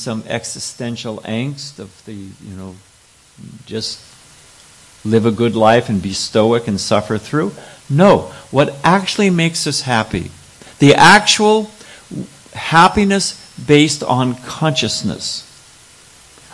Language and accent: English; California, United States; I'm born and raised in California